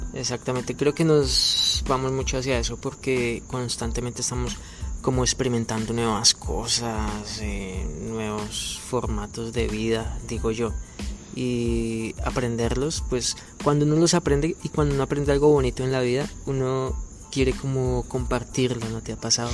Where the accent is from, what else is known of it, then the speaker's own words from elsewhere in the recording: Colombia; moved away as an adult; now in Goiânia, Brazil; salimos del país, de Colombia